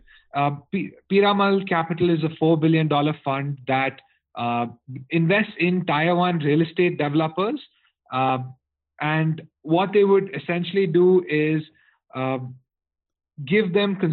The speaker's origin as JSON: {"language": "English", "town": "Coimbatore", "region": "Tamil Nadu", "country": "India", "tie": "born or raised there", "also_born_or_lived": "Chennai", "said": "I'm born and brought up in Coimbatore in India."}